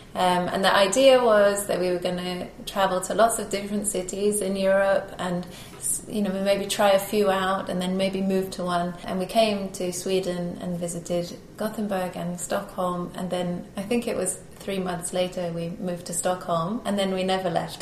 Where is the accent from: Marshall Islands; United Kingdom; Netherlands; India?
United Kingdom; being British